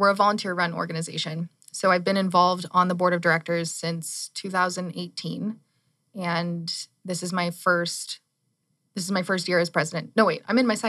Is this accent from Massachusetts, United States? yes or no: no; Tucson, Arizona, United States; moved away as an adult; also born or lived in Central Texas; I actually was born and raised in Tucson.